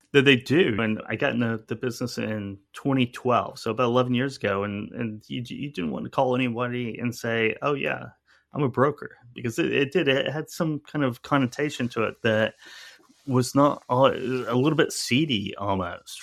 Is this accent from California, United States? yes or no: no; Owasso, Oklahoma, United States; moved away as an adult; also born or lived in New Orleans / New York; I grew up in Tulsa, Oklahoma, or just outside of Tulsa, Oklahoma, and it's, and a, a town, at that time it was a pretty small town, Owasso, Oklahoma